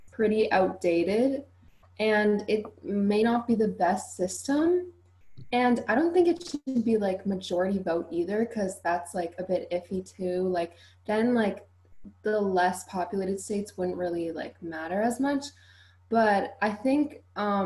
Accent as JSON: {"language": "English", "town": "Ottawa", "region": "Ontario", "country": "Canada", "said": "I'm from Ottawa, Canada, and I'm in grade 11"}